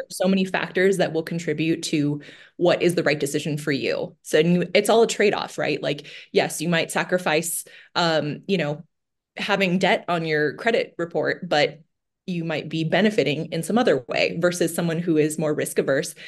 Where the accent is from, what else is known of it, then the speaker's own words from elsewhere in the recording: Bay Area, California, United States; moved away as an adult; now in Chicago, United States; I grew up in the Bay Area, went to school in the Bay Area.